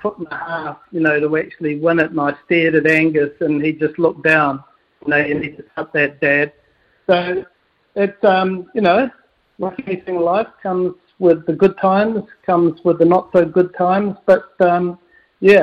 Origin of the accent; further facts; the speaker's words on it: Palmerston North, Manawatū-Whanganui, New Zealand; now in Muriwai, New Zealand; I grew up in Palmerston North